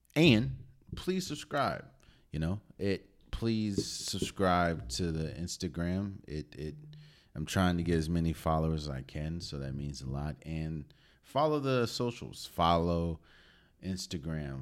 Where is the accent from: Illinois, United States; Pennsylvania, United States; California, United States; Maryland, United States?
Maryland, United States; D.C. area; I was born and raised in the Maryland, D C area